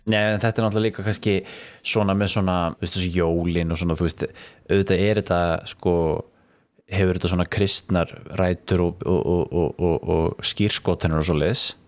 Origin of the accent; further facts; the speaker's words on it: Iceland; alast upp á Íslandi á þeim tíma sem að ég var alast upp